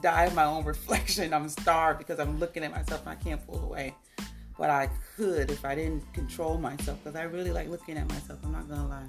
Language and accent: English; Chicago, Illinois, United States; moved away; also born or lived in Nigeria; I'm from Chicago.